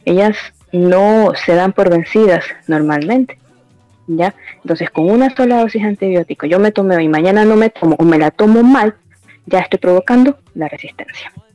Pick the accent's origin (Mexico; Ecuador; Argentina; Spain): Ecuador; la población aquí de Ecuador es de bajos recursos